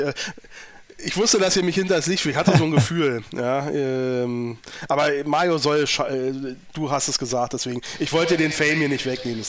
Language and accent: German; Berlin, Germany; als Berliner